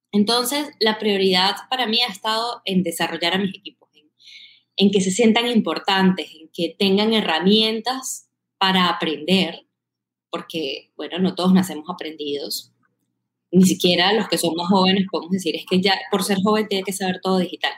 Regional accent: Caracas, Capital District, Venezuela; accent: Caribbean; moved away as an adult; now in Bogotá, Colombia; soy de Caracas

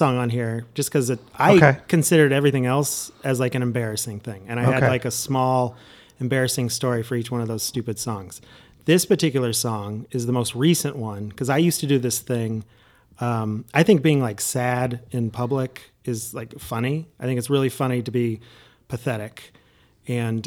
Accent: Indiana, United States; growing up in Indiana

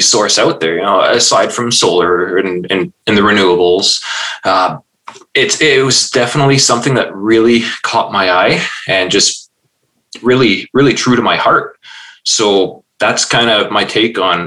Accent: Elliot Lake, Ontario, Canada; I'm actually from Elliott Lake, Ontario

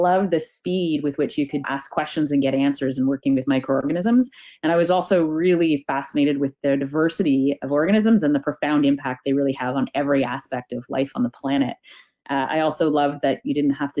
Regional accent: Toronto, Ontario, Canada; I grew up in Toronto.

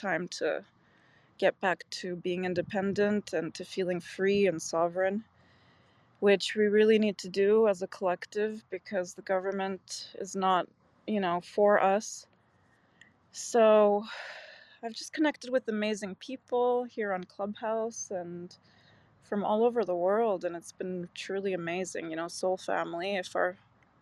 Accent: Canada; also born or lived in Macau, China; now in Czech Republic; I'm in the Czech Republic. I grew up in Canada.

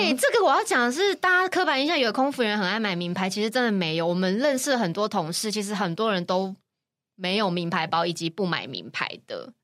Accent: Taiwan; moved away as an adult; now in Hong Kong; 我们台湾人

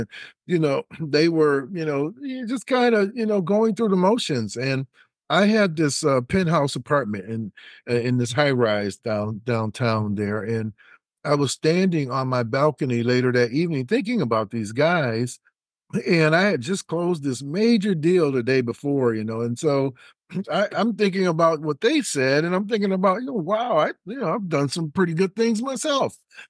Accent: Detroit, Michigan, United States; And I'm from the Motor City, from Detroit originally.

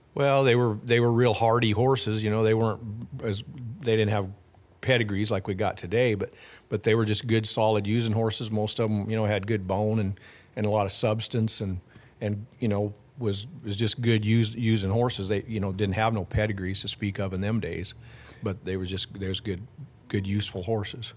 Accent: Fort Pierre, South Dakota, United States; Well, I grew up in South Dakota. Uh, I was born in Fort Pierre, so right there on the Missouri River. And then I grew up on a ranch forty-five miles north of Fort Pierre

